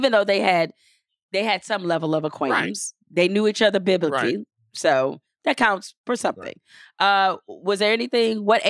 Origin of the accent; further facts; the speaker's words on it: Louisiana, United States; Well, especially growing up in Louisiana